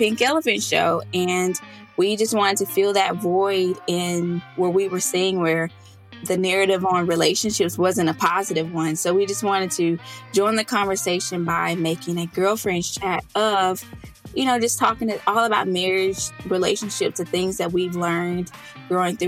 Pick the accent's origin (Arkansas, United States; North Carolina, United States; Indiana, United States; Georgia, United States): Arkansas, United States; moved away as an adult; now in Austin, United States; My husband and I, we live in Austin, Texas. We're originally from Arkansas. So whoopick suey to any of my Southern Arkansas people tuning